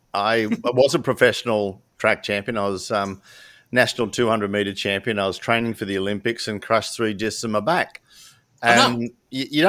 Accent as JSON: {"language": "English", "country": "Australia", "said": "I'm a 7th generation. I think we came out in one of the last wooden sailboats in 1800 and something. So fair dink, I'm Aussie, mate"}